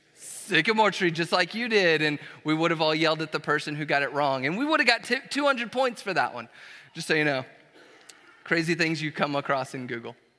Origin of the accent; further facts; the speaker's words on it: Dallas, Texas, United States; moved away as an adult; also born or lived in Brazil; now in College Station, United States; we are originally from Dallas, Fort Worth